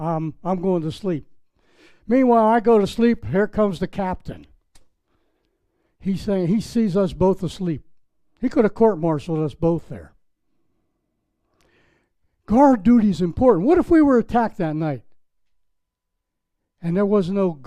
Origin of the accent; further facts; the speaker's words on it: Pittsburgh, Pennsylvania, United States; moved away; also born or lived in Palm Beach, Florida; I was from Pittsburgh, Pennsylvania